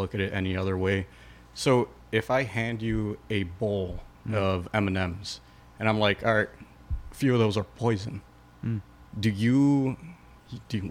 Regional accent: Chicago, Illinois, United States; We're all from Chicago

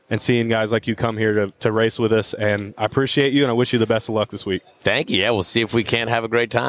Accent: Tulsa, Oklahoma, United States; born and raised in Tulsa

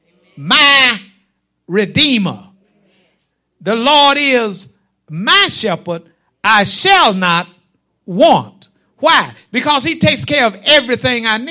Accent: Stony Hill, United States; when I was a child growing up in Stony Hill, and I do be from Stony Hill.

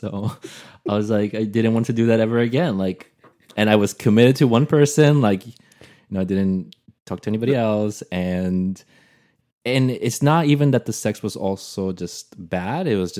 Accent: Brazil; now in United States; I had a hard time with that also when I moved from Brazil, because in Portuguese, that's actually very hard.

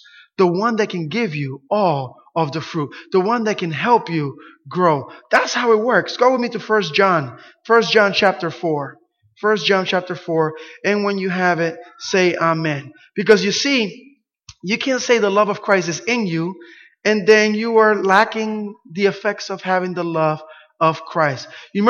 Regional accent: Camden, New Jersey, United States; I had a church where I grew up in Camden, New Jersey.

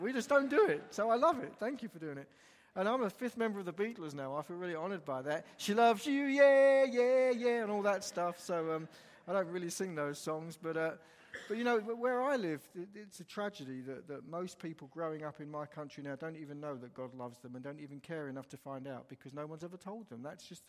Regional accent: England, United Kingdom; I come from England, as was said

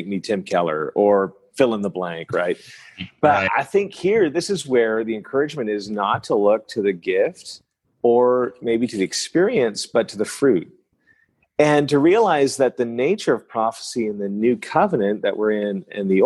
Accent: northern New Brunswick, Canada; first language French; English is a second language; now in Dallas, United States; I grew up in a French town in northern New Brunswick in the east coast of Canada. And the first language I learned to speak is French. And so my mother tongue is French

